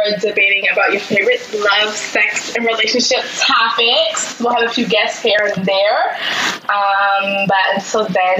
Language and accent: English; New York City, New York, United States; We're both from Brooklyn, New York.